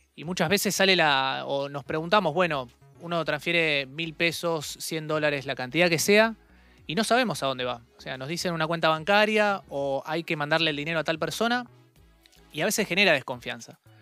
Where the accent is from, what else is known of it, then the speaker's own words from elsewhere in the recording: Argentina; nosotros en la Argentina